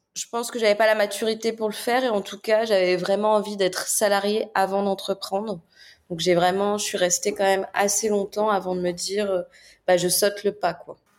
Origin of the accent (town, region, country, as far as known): France